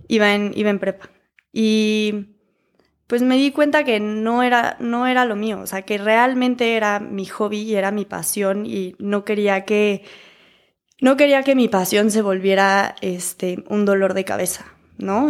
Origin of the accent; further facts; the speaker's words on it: Querétaro, Mexico; also born or lived in Philadelphia; Ya que me regreso a Querétaro, que yo soy de Querétaro